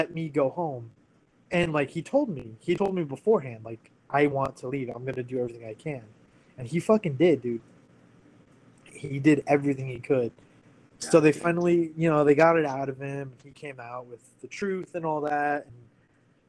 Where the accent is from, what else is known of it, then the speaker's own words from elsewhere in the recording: United States; moved away as an adult; also born or lived in California / Washington; I grew up in California and Washington